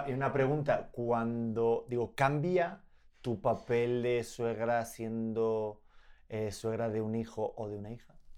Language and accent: Spanish; Spain; yo me he criado en España con mis padres y mi cultura española y mi forma de hablar.